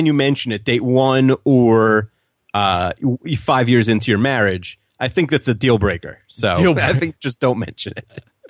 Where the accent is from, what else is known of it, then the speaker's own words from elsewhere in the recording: Long Island, New York, United States; You know, we grew up on Long Island, which I think you can have guns, but it's not really gun country